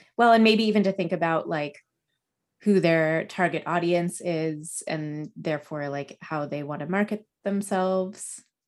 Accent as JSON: {"language": "English", "town": "Los Alamos", "region": "New Mexico", "country": "United States", "tie": "born or raised there"}